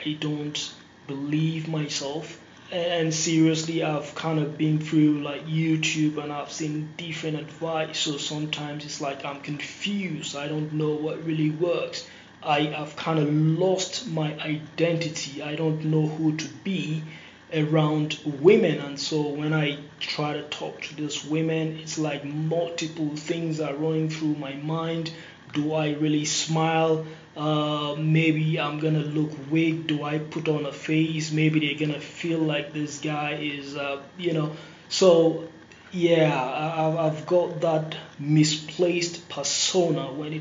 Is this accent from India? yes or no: no; Nigeria; moved away as an adult; now in United States; I'm originally from Nigeria and currently residing in the US. I came here for college.